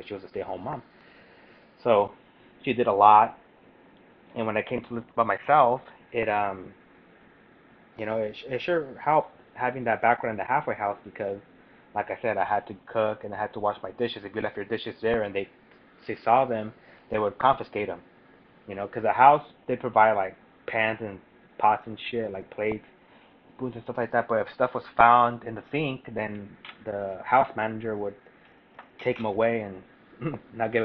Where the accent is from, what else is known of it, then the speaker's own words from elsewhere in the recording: Parlier, California, United States; also born or lived in Fresno, California; I was born in Fresno, raised in Parlier